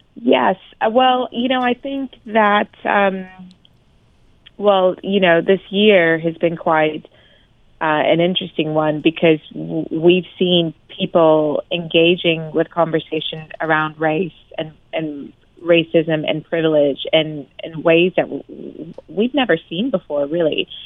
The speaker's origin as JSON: {"language": "English", "country": "United States", "moved": "as an adult", "lives_now": "United Kingdom", "said": "as an American expat living abroad in the UK"}